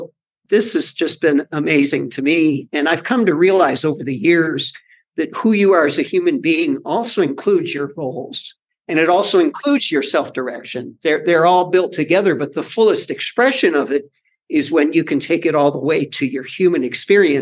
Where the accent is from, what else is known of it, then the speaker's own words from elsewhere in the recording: United States; as an American